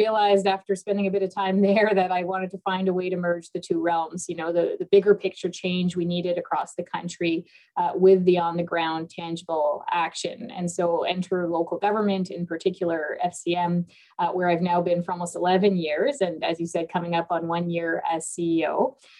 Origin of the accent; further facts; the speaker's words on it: Toronto, Ontario, Canada; also born or lived in Lebanon; I was born in Lebanon, but I grew up in Scarborough, Ontario, and spent a lot of my youth in downtown Toronto